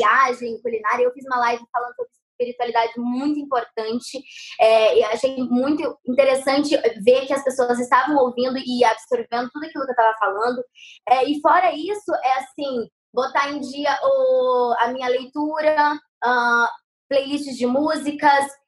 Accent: Guarapuava, Paraná, Brazil; also born or lived in São Paulo; now in Rio de Janeiro, Brazil; eu sou do Paraná, né? Guarapuava

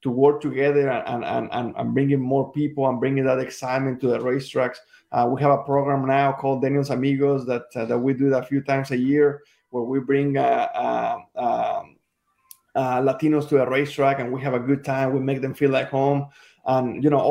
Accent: Mexico; English is a second language; now in United States; I was born and raised in Mexico

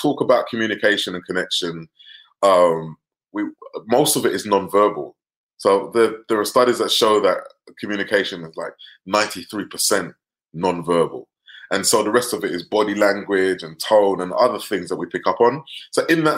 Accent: London, United Kingdom; I grew up in North London, working class family

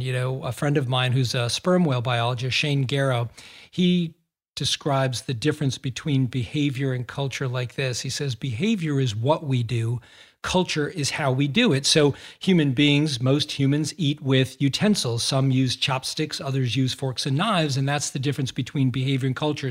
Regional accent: Massachusetts, United States; I grew up in Massachusetts

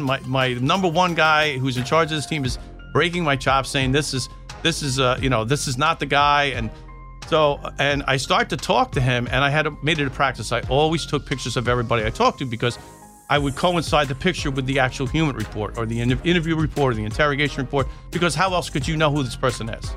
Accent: Long Island, New York, United States; moved away as an adult; also born or lived in South Carolina; I was from New York, and now I'm in South Carolina

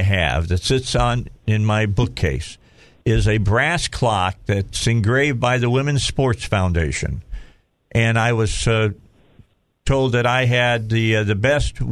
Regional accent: Indiana, United States; moved away; also born or lived in Minnesota; I'm from Indiana

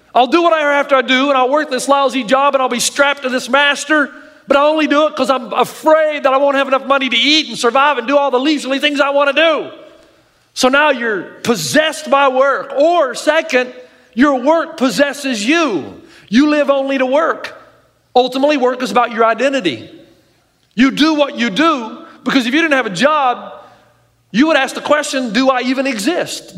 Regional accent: the South, United States; I grew up in the South

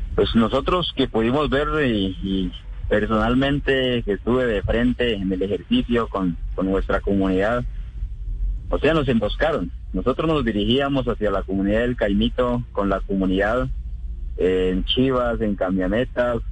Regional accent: Cauca, Colombia

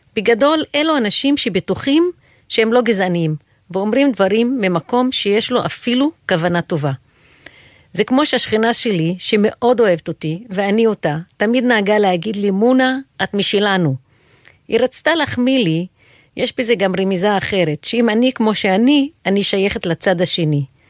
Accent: Haifa, Haifa District, Israel; moved away as an adult; now in Jerusalem, Israel; נולדתי וגדלתי בעיר חיפה

